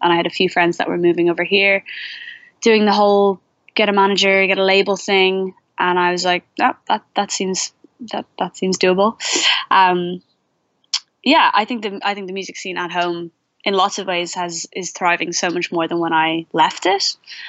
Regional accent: Dublin, Leinster, Ireland; now in London, United Kingdom; I'm kind of a different situation in that I moved from Dublin but never paid rent in Dublin. I've been living in London for 4 years.

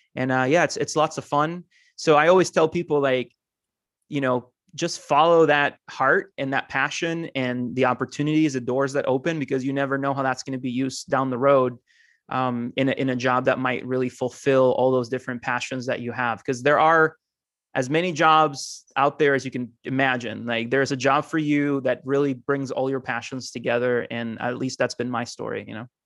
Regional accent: Costa Rica; moved away as an adult; also born or lived in Argentina / Mount Vernon, Ohio; now in United States; I'm originally from Argentina, um, grew up in Costa Rica, though, and now I live in the U S

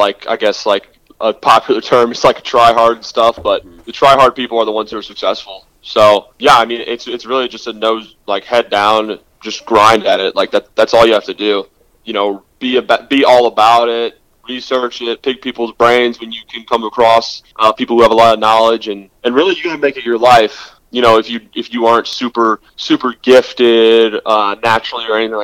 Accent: Houston, Texas, United States; I grew up in Houston

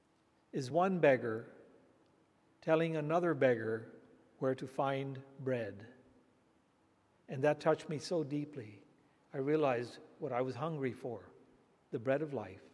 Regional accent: India; I was just a boy growing up in India

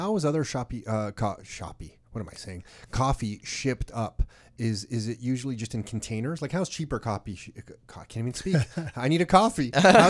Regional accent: Canada; I'm Canadian.

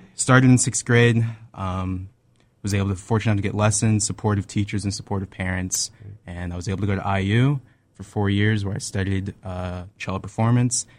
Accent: Tampa, Florida, United States; I'm originally from Tampa, Florida. It's my hometown

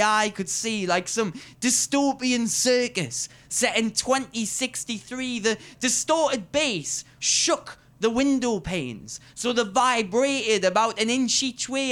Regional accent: Newcastle upon Tyne, North East England, United Kingdom; I am the Geordie Cultural Ambassador for this year's Edinburgh Fringe.

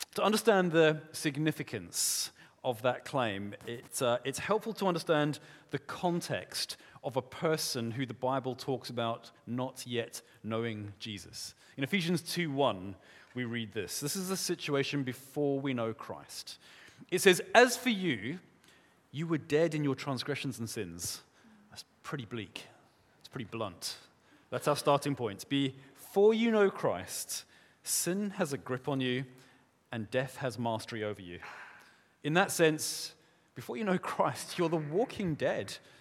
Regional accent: South Africa; moved away; I grew up in South Africa. We say it differently there

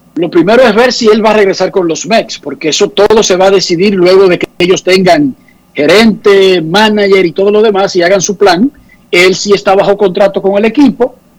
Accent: Santo Domingo Oeste, Distrito Nacional, Dominican Republic; yo vengo de un barrio, barrio caliente, digamos, yo soy de Buenos Aires de Herrera

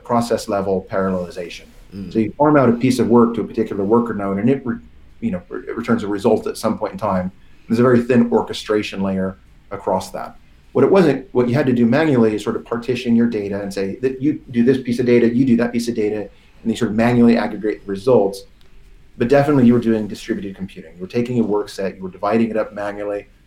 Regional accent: Portland, Oregon, United States; moved away as an adult; also born or lived in San Francisco; now in London, United Kingdom; I grew up in Portland, Oregon, and then moved in my early 20s down to San Francisco.

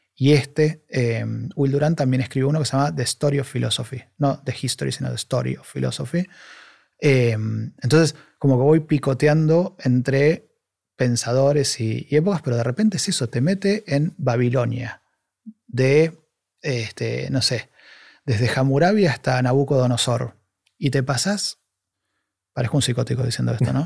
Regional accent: Argentina; moved away as an adult; now in Spain; yo soy argentino y estoy hace dos años ahí

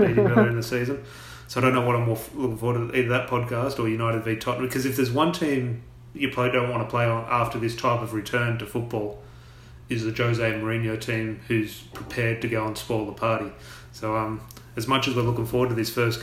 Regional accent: Australia; we're Australian

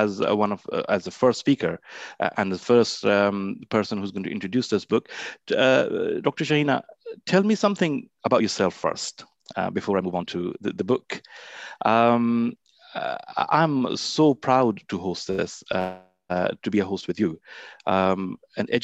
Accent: Lahore, Punjab, Pakistan; As a boy growing up in Lahore

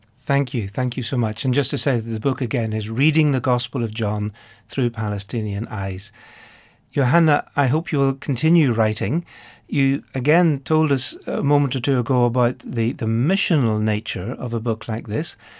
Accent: Ireland; being Irish myself

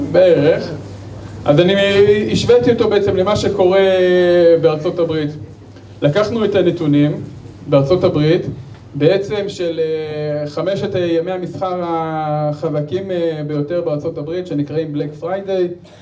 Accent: Israel; אנחנו כישראלים

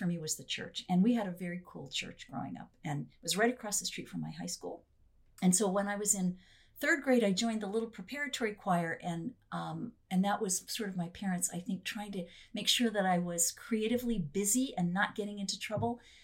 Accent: Milford, Connecticut, United States; now in Frederick, United States; I grew up in Milford, Connecticut, which is a kind of a bedroom community of New York City

